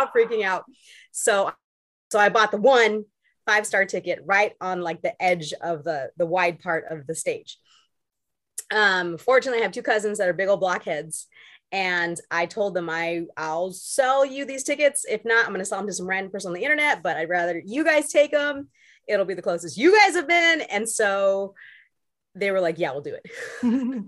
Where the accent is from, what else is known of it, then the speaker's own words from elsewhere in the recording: Long Beach, California, United States; I'm from Long Beach